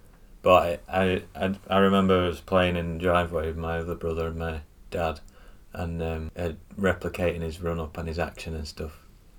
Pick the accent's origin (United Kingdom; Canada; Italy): United Kingdom; England